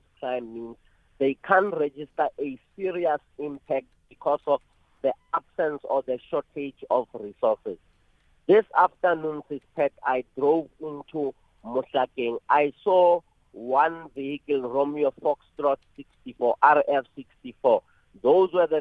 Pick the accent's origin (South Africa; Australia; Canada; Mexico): South Africa; Bekkersdal, Gauteng; where I was born and bred in Bekazal and all other areas